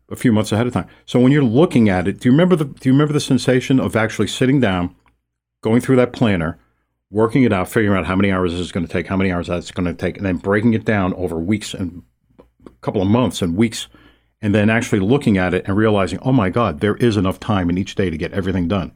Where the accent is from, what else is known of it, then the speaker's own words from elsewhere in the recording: New York City, New York, United States; I'm from New York City